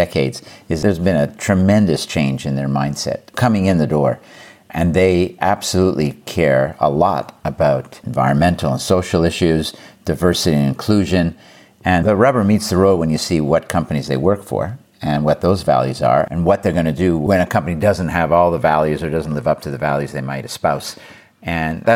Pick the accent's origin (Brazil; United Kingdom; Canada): Canada; now in United States; I am Canadian, and I have nieces and nephews in Canada